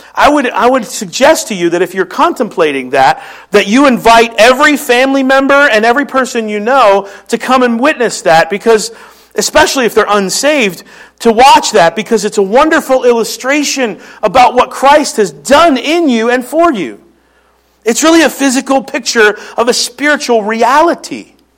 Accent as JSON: {"language": "English", "town": "Philadelphia", "region": "Pennsylvania", "country": "United States", "accent": "Philly", "moved": "yes", "said": "that's my Philly accent"}